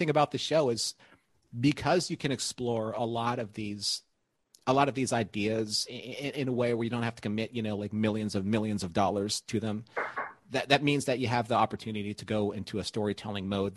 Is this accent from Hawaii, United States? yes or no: yes; Hawaii, United States; I'm from Hawaii too